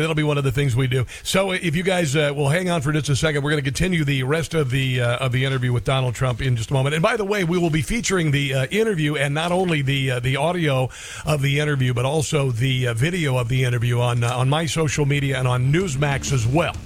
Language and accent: English; Neola, Iowa, United States; I'm from a small town in Southwest Iowa called Neola